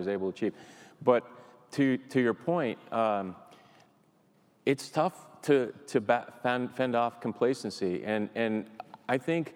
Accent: New England, United States; I grew up here in New England

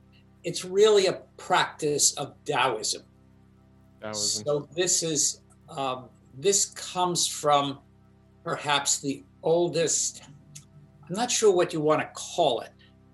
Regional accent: China; English is a second language; I grew up in China. Amazingly poor village.

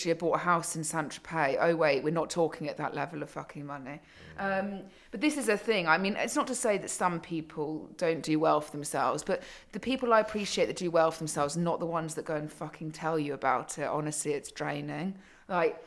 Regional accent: Surrey, South East England, United Kingdom; I was brought up in Surrey

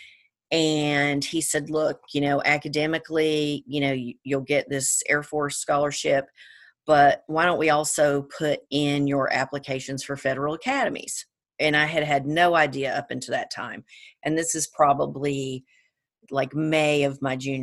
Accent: Georgia, United States; now in California, United States; I'm originally from Georgia

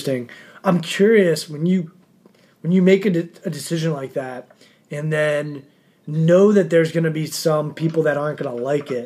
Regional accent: East Coast, United States; I'm from the East Coast

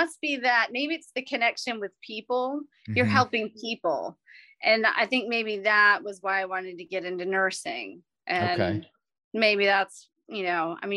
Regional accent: North Carolina, United States; also born or lived in New York; I'm originally from New York, but we moved down here in middle school. So I feel like I'm from North Carolina

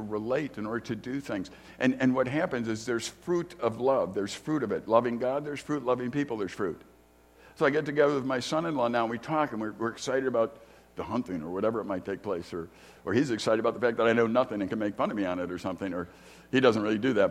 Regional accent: Chicago, Illinois, United States; I grew up in Chicago

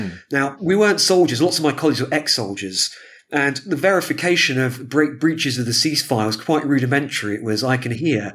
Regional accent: London, United Kingdom; I was born in the 80s in London.

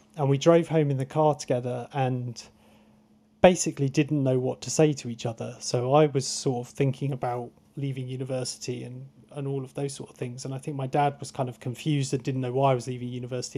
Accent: Truro, South West England, United Kingdom; I grew up in Truro, so I didn't grow up on the coast.

